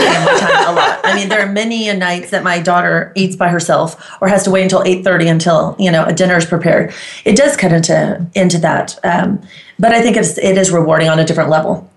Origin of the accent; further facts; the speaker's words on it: Heraklion, Crete, Greece; also born or lived in Las Colinas, Texas / Keller, Texas; now in Dallas/Fort Worth, United States; I am from Greece, originally from Crete. My hometown is Iraklion